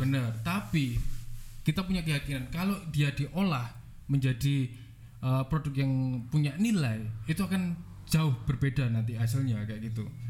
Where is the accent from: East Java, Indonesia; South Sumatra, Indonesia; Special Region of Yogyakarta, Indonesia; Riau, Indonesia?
East Java, Indonesia; Batu; saya sebenarnya asli dari Batu, lahir di kota Batu, orang tua juga asli dari Batu.